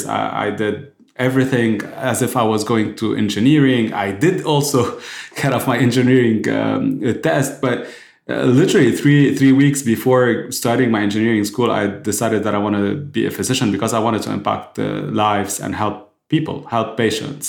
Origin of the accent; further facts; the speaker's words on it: Lebanon; I was born and raised in Lebanon